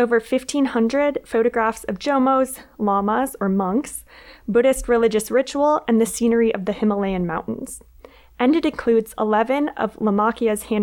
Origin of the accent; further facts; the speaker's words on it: Minnesota, United States; I was a college student who had never lived anywhere else besides my home state of Minnesota